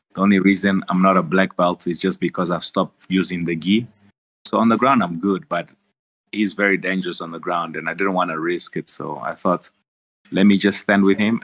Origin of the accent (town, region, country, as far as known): South Africa; born or raised there; also born or lived in Angola